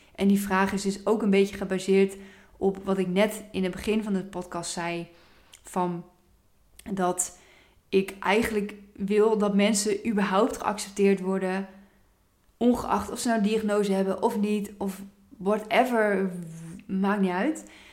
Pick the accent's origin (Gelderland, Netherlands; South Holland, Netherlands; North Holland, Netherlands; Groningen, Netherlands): Gelderland, Netherlands; Apeldoorn; Ik kom ook oorspronkelijk uit Apeldoorn.